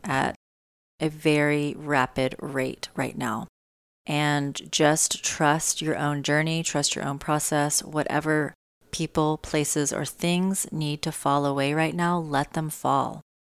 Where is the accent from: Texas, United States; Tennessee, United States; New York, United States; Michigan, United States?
Tennessee, United States; moved away; I am in Tennessee. I am in my home. state near my hometown